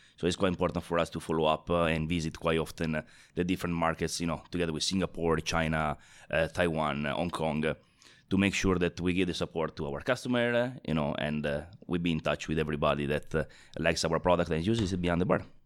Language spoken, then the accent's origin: English; Italy; moved away; I'm originally from Italy